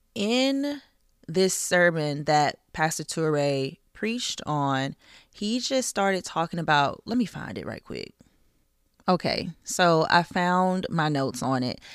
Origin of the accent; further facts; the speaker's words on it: the South, United States; I grew up in the South